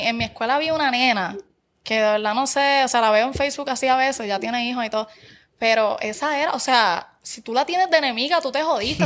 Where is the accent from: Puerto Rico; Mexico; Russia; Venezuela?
Puerto Rico; Barranquitas; yo soy de Barranquitas. Y en Barranquitas está, por ejemplo, las eh, superiores, la nueva y la vieja